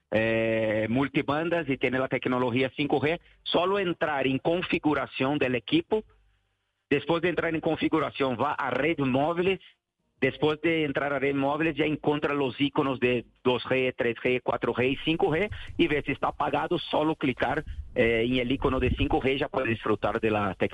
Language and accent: Spanish; Brazil; Spanish is a second language; moved away as an adult; now in Colombia; soy brasileño.